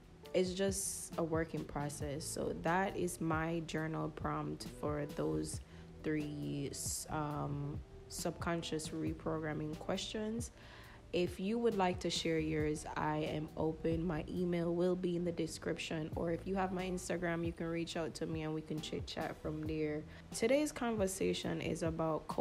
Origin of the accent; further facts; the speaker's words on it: United States; also born or lived in Jamaica; I was born in Jamaica, but I was raised in America most of my childhood years.